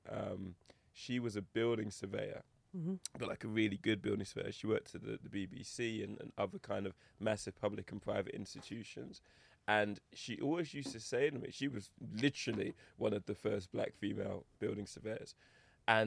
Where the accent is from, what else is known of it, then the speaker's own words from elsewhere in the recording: Eastbourne, South East England, United Kingdom; accent: English; also born or lived in Lewisham, London / Toronto, Canada; I grew up predominantly in Eastbourne, which is a coastal town